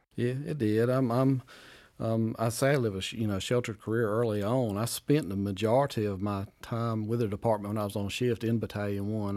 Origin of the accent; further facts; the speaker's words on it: Wade, North Carolina, United States; Community of Wade where I grew up